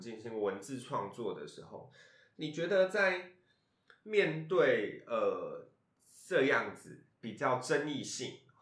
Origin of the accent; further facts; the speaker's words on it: Taiwan; 我生长的环境是原住民族群嗯。比例非常高的地方嗯。然后我就是来自于台湾的偏乡啦